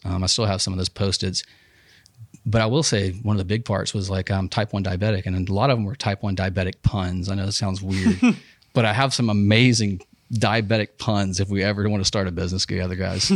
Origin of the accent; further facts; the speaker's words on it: Huntsville, Alabama, United States; also born or lived in Dothan, Alabama; I was born in Huntsville Hosp, Hosp, Huntsville Hospital, um, eighty-one.